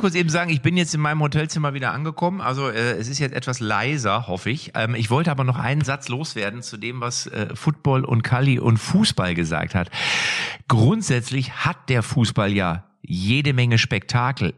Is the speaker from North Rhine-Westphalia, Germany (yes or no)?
yes; Lippstadt, North Rhine-Westphalia, Germany; aus meiner Heimatstadt Lippstadt